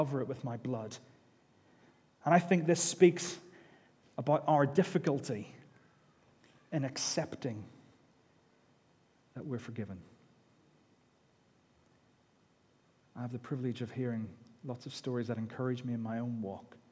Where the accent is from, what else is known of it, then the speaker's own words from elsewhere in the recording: United Kingdom; we're British